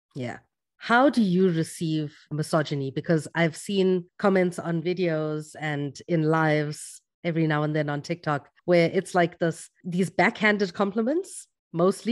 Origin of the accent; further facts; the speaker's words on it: South Africa; growing up in South Africa